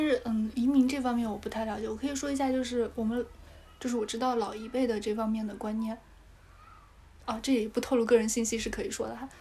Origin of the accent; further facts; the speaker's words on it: Chengdu, Sichuan, China; moved away; also born or lived in Dujiangyan; 我在温江区长大，它是后来才变成成都的一个区